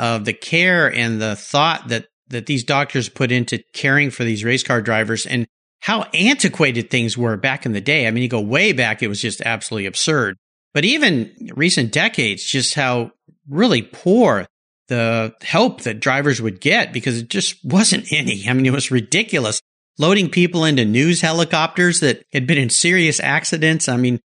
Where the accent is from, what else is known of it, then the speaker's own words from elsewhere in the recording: Indianapolis, Indiana, United States; Growing up in Indianapolis, yeah, most definitely. Spent a lot of time there.